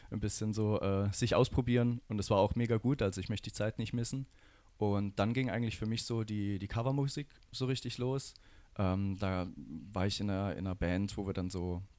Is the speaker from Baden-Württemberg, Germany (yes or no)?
yes; Rastatt, Baden-Württemberg, Germany; Weil ich komme hier aus der Region, ich komme aus Rastatt und da war halt das Fest.